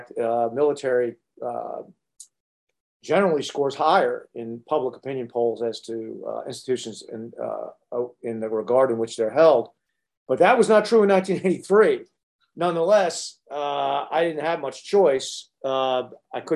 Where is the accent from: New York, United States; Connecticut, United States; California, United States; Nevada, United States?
Connecticut, United States; I was raised in Connecticut